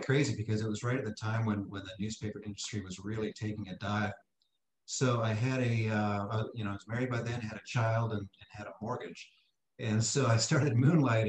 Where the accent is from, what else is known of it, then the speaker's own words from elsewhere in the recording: Canada; moved away; I grew up in Canada.